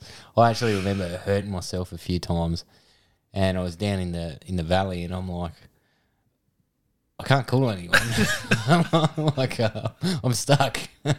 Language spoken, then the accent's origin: English; Adelaide, South Australia, Australia; And Radelaide. {S0} Radelaide? {S1} Yeah, good old {S0} Born and bred. {S1} Yeah. Unfortunately.